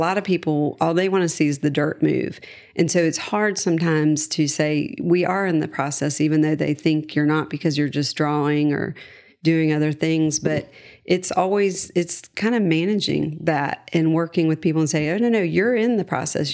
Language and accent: English; Charlotte, North Carolina, United States; I was born and raised in Charlotte.